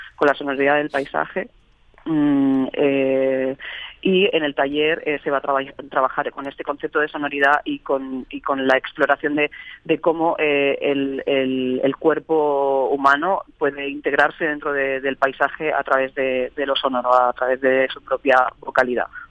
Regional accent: Barcelona, Catalonia, Spain; moved away as an adult; also born or lived in Extremadura; now in Madrid, Spain; yo sí que nací en Barcelona, pero llevo ya desde 2015 viviendo en Madrid

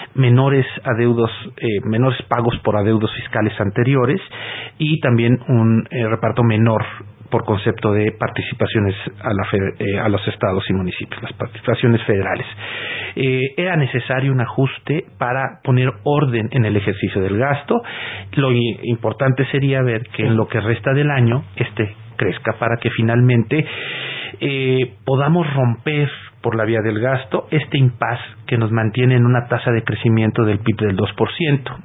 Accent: Mexico

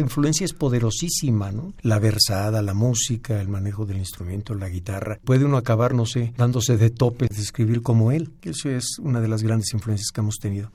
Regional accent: Ciudad Nezahualcóyotl, State of Mexico, Mexico; Yo nací en el DF, pero fui a vivir a Ciudad Nezahualcóyotl desde muy pequeño, de los tres años, entonces toda mi vida yo me considero originario de ese municipio.

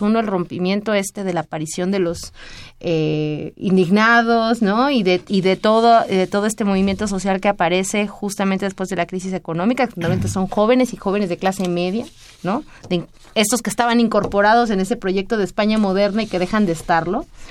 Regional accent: Mexico

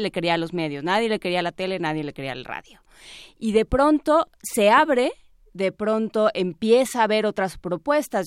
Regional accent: Mexico; como periodistas mexicanos

